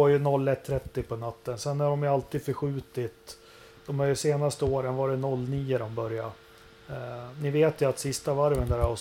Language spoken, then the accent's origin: Swedish; Sweden; Det ska bli riktigt häftigt och vi är två svenskar.